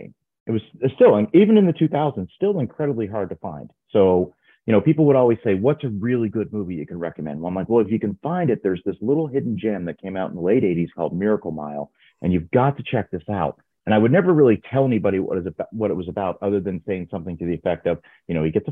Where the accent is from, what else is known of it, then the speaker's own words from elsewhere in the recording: Canada; I'm from Canada